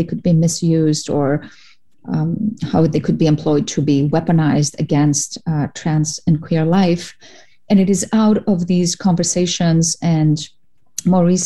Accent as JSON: {"language": "English", "country": "Cyprus", "also_born_or_lived": "Greece", "moved": "as an adult", "lives_now": "United States", "said": "I'm an immigrant from Cyprus and from Greece."}